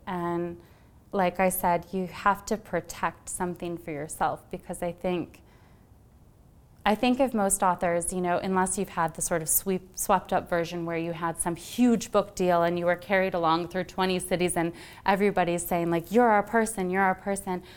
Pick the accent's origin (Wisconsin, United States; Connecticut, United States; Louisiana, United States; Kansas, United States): Wisconsin, United States; also born or lived in Illinois; I'm actually from Wisconsin and Illinois originally